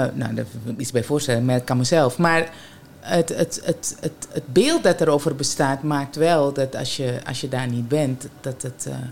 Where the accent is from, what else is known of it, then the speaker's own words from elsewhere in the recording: Suriname; bij ons in Suriname